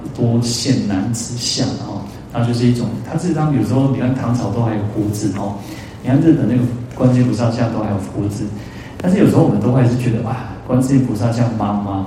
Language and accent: Chinese; Taiwan; 我们台湾人